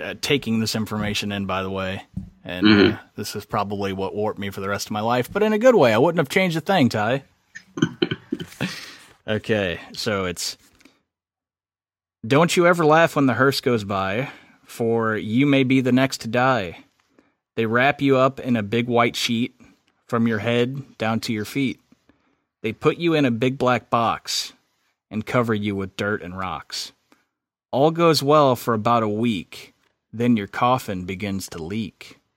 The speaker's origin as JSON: {"language": "English", "region": "Southern Illinois", "country": "United States", "tie": "born or raised there", "moved": "yes", "said": "whenever I lived and grew up where I grew up in Southern Illinois"}